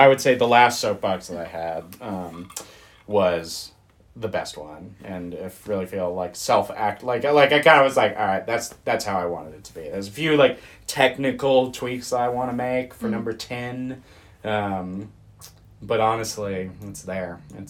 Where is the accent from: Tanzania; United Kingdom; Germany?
Germany; born there; also born or lived in United States; I was born abroad.